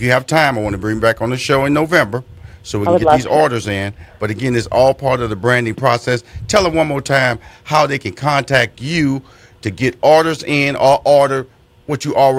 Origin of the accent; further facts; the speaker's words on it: Houston, Texas, United States; Now, I'm also from Fifth Ward, Texas. And Fifth Ward, Texas is one of those underserved communities that you reference